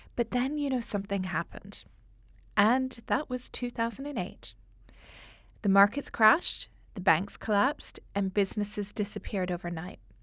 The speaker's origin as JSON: {"language": "English", "country": "Canada", "accent": "Canadian", "moved": "as an adult", "lives_now": "London, United Kingdom", "said": "my Canadian accent"}